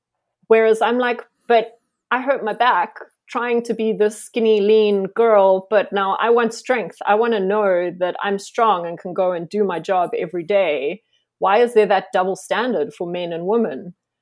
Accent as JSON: {"language": "English", "town": "Johannesburg", "region": "Gauteng", "country": "South Africa", "moved": "as an adult", "lives_now": "Cape Town, South Africa", "said": "so I'm originally from Joburg and I moved to Cape Town 6 years ago now."}